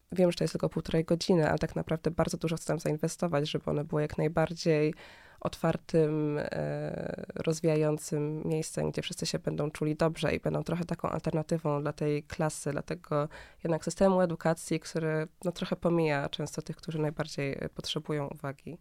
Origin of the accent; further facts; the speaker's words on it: Berlin, Germany; now in Warsaw, Poland; ja się wychowałam w Niemczech, e, w mhm. Berlinie